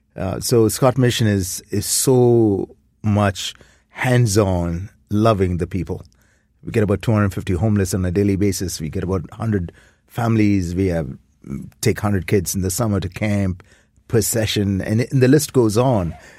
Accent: India; moved away as an adult; now in Toronto, Canada; I grew up in India.

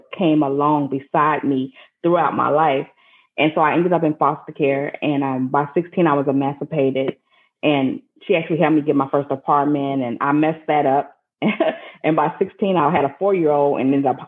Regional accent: Minnesota, United States; now in Texas, United States; I'm from Minnesota

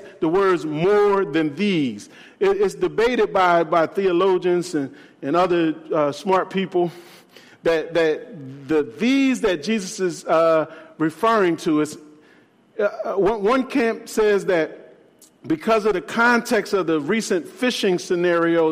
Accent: Philadelphia, Pennsylvania, United States; my hometown of Philadelphia

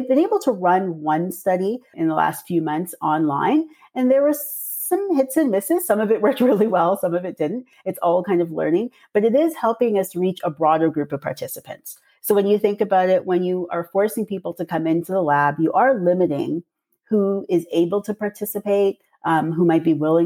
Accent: Toronto, Ontario, Canada; I'm from Toronto, but my parents are from Trinidad and Tobago

